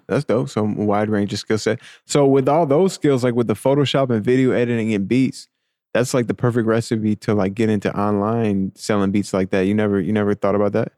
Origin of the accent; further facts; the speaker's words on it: New York, United States; I'm from New York